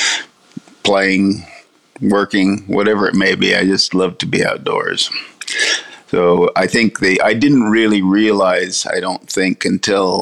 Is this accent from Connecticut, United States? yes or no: no; California, United States; now in Australia; I grew up in vineyards in California